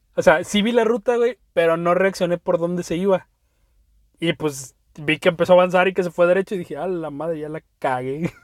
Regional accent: Veracruz, Mexico; also born or lived in Poza Rica; Veracruz, la zona de donde soy

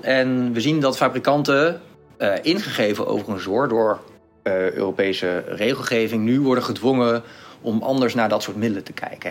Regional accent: Netherlands; als Nederlanders

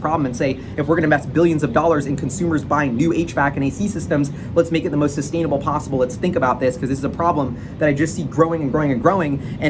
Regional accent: Seattle, Washington, United States; It's my hometown.

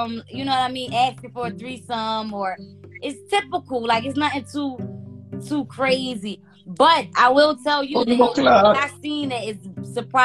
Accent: United States; as an American, I'm full-blown American

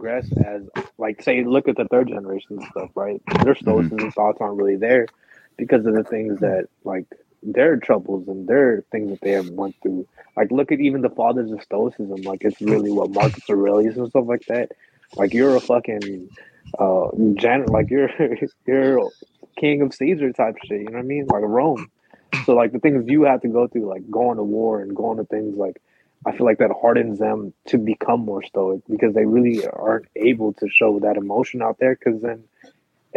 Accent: Philippines; now in United States; I was born in the Philippines

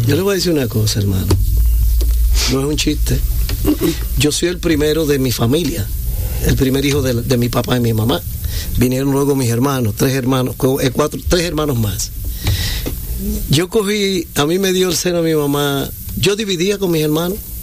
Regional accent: Hato Mayor del Rey, Hato Mayor, Dominican Republic; Soy de Atomayor, de la ciudad cítrica, el centro del este.

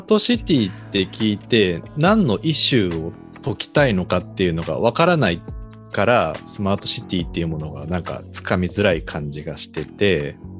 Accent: Yamaguchi, Japan; now in Tokyo, Japan; 出身が山口県だから、まさに地方都市ということで、まあ、今はね東京に住んでるけど

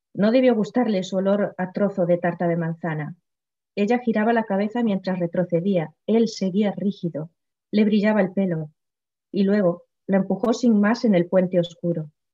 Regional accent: Galicia, Spain; first language Galician; Spanish is a second language; donde yo nací, o sea, mi pueblo, Idul

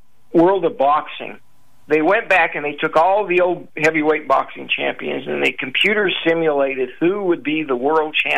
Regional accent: Houston, Texas, United States; I'm from Houston

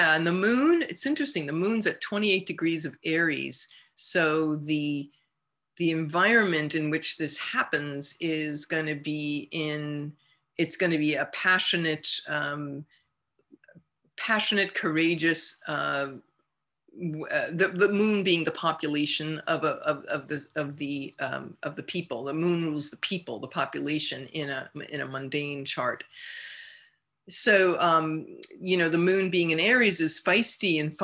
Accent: United States; the United States of America, my home country, my beloved country.

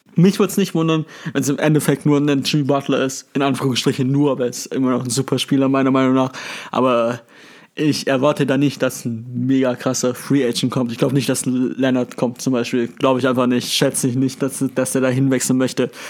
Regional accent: Germany; Als Deutscher

